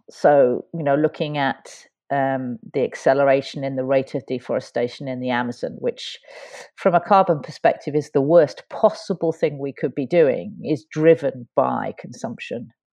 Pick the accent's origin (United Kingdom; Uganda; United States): United Kingdom; London; moved away as an adult; now in Fort William, United Kingdom; I was brought up in South London